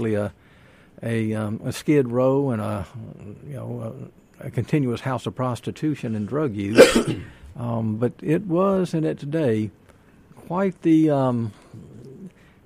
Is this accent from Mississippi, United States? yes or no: yes; Jackson, Mississippi, United States; I was born in 1953, and I grew up in South Jackson